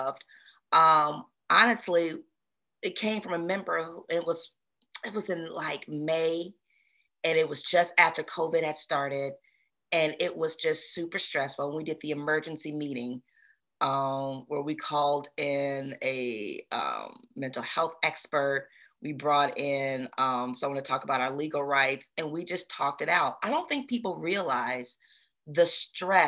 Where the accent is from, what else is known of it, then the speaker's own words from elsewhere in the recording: Memphis, Tennessee, United States; I'm from Memphis. This is home